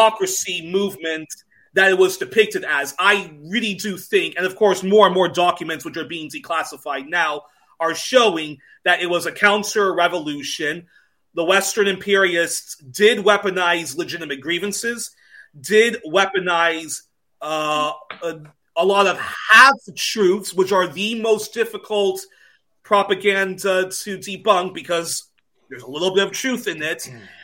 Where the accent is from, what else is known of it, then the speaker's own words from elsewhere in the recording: Belgium; growing up in Belgium